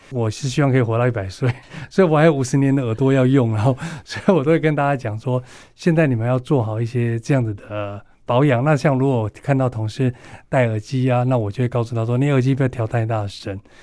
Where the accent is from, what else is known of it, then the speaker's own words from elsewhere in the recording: northern Taiwan, Taiwan; 我是北部人，所以我比较会在北部参与